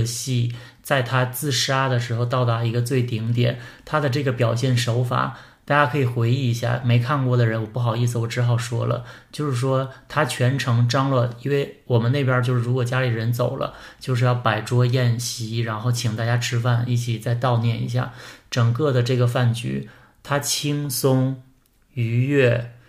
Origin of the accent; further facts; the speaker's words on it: Northeast China, China; 反正作我作为一个东北人，我真的看到了这些女性的这些画这些肖像